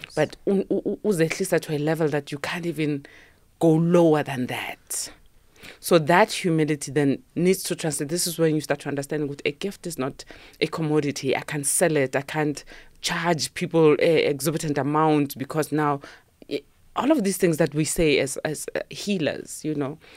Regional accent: Sharpeville, Gauteng, South Africa; I was born and raised in Sharpeville

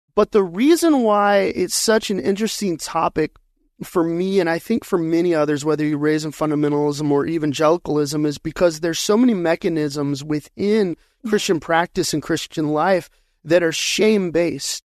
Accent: Colorado Springs, Colorado, United States; now in Arizona, United States; I was born and raised in Colorado Springs

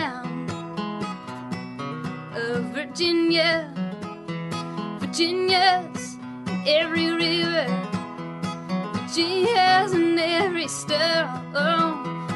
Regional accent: Calgary, Alberta, Canada; now in Vancouver, Canada; I actually grew up in Alberta

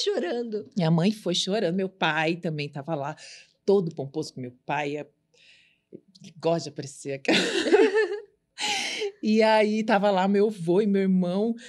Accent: São Paulo, Brazil; also born or lived in Suzano; eu vim da Zona Leste

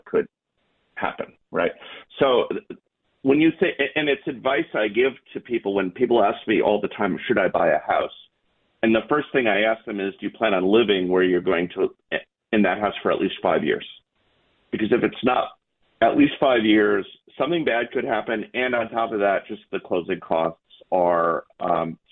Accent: New York City, New York, United States; moved away; I was born in the Bronx

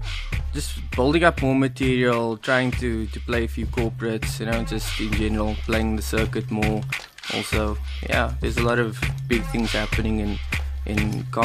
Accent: Cape Town, Western Cape, South Africa

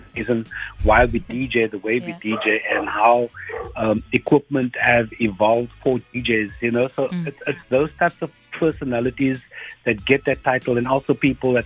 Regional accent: Cape Town, Western Cape, South Africa; growing up in Mitchell's Plain and the type of friends that you meet

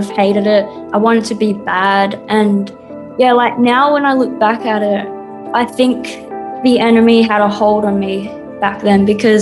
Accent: Perth, Western Australia, Australia; also born or lived in Sydney; I was born in Sydney, but I was mainly raised in Perth

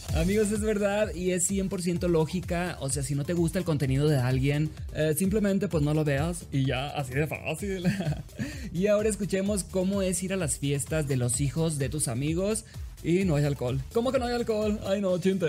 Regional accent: Sinaloa, Mexico; soy de Sinaloa

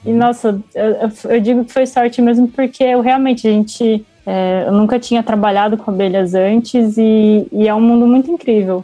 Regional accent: Brazil; Eu nasci em São José

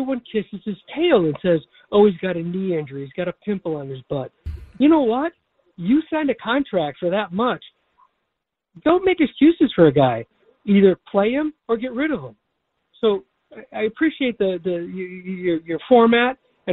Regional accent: Chicago, Illinois, United States; I'm an older guy, born and raised in Chicago

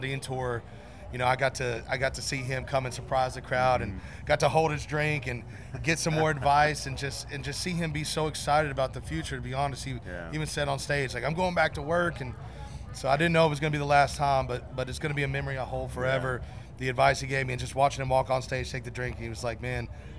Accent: Nashville, Tennessee, United States; I'm born and raised in Nashville.

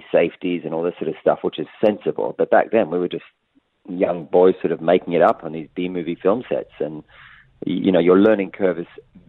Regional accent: South Africa; moved away; South Africa, growing up, we watched a lot of the American shows

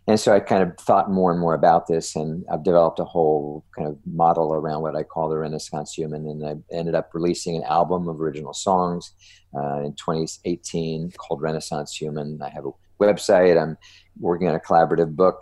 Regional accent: New Jersey, United States; I'm from New Jersey, so I'm a Jersey boy.

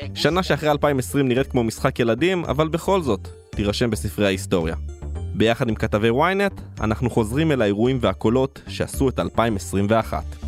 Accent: Israel; כילד שגדל בקיבוץ בשנות ה-90

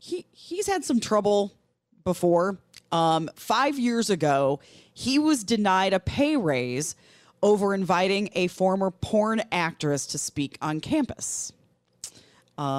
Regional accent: Milwaukee, Wisconsin, United States; WTMJ AM is a radio station I grew up listening to in Milwaukee.

